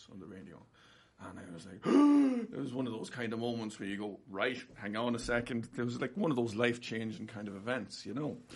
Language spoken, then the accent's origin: English; Trim, County Meath, Ireland; It's a, another interesting thing about where I'm from. I'm from County Meath.